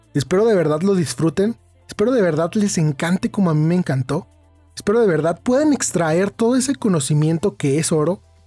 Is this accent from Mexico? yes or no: yes; Mexico; now in Irapuato, Mexico; yo soy de México